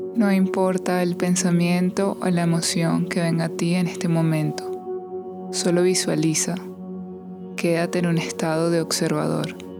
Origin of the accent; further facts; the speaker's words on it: Venezuela; now in United States; soy de Venezuela, soy de Latinoamérica y allá no celebramos tanto este día como aquí